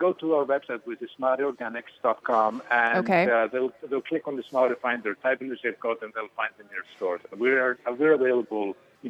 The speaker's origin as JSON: {"language": "English", "country": "Iceland", "tie": "born or raised there", "moved": "yes", "lives_now": "California, United States", "said": "I was born in Iceland. I've been here 25 years now"}